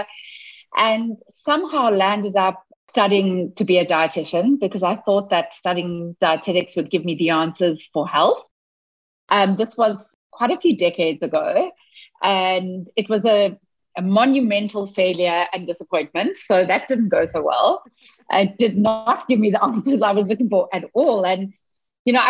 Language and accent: English; South Africa; moved away as an adult; now in Seattle, United States; I wasn't born in the US. I was born in South Africa. And up until 7 months ago, I was in South Africa. And 7 months ago, I moved to Seattle.